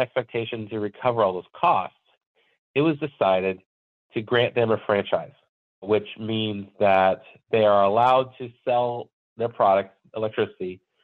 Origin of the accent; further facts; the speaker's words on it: California, United States; now in Minnesota, United States; I grew up in California and I moved to Minnesota from California